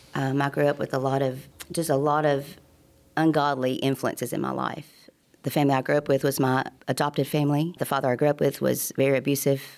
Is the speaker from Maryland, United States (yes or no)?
no; Tuscumbia, Alabama, United States; also born or lived in Chicago, Illinois; I grew up in Tuscany, Alabama